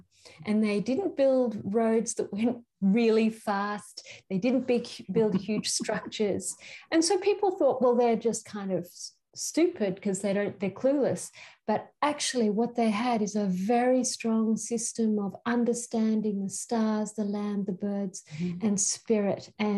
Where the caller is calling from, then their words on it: Queensland, Australia; So I'm calling from Australia in Queensland, and this Aboriginal nation is the Gubbi Gubbi country.